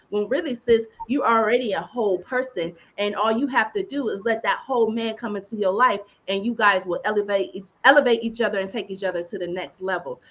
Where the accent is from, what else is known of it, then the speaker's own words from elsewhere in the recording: Youngstown, Ohio, United States; now in Atlanta, United States; I'm from Youngstown, living in Atlanta